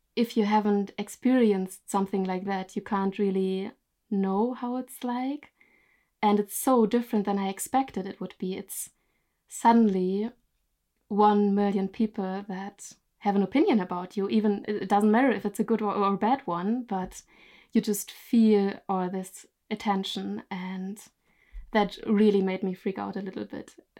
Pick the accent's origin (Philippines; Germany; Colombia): Germany; moved away as an adult; now in Norway; I'm originally from Germany, but I live in Norway since three years from now